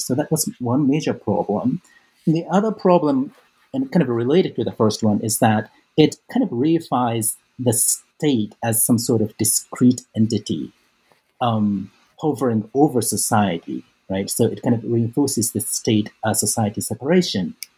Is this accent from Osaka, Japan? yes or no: yes; Osaka, Japan; moved away as an adult; I was born and raised in Japan. Um, I grew up mostly in Osaka